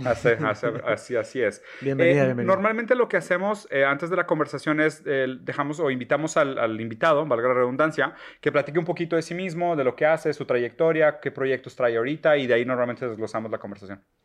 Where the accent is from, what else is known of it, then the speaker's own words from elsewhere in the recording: Brazil; moved away; nosotros también somos inmigrantes, o sea, nosotros somos brasileños